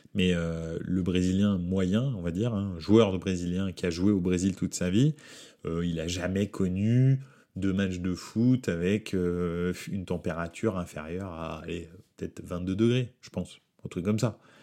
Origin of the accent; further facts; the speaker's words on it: France; je suis français